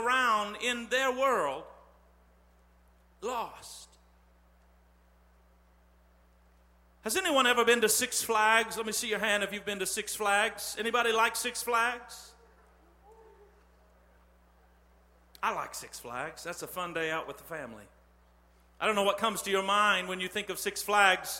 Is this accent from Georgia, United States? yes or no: no; Terre Haute, Indiana, United States; I'm from Terre Haute.